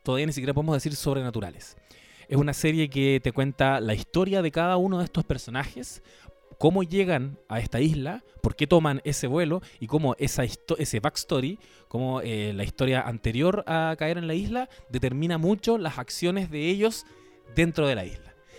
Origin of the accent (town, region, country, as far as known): Chile